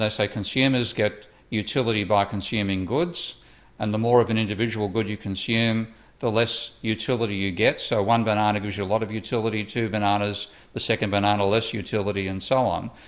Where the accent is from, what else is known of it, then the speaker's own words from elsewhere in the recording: Australia; moved away; my home country of Australia